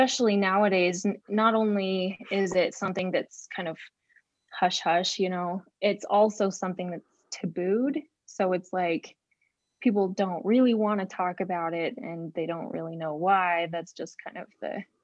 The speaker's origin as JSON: {"language": "English", "town": "West Jordan", "region": "Utah", "country": "United States", "tie": "born or raised there", "said": "I'm from West Jordan, Utah. I grew up in Utah most of my life"}